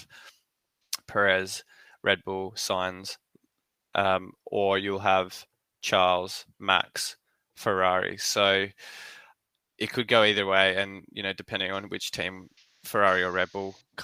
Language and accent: English; Australia; as an Aussie